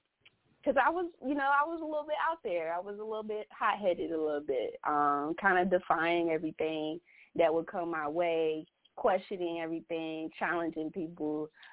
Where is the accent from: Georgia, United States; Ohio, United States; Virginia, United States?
Virginia, United States; Lynchburg; Lynchburg, Virginia.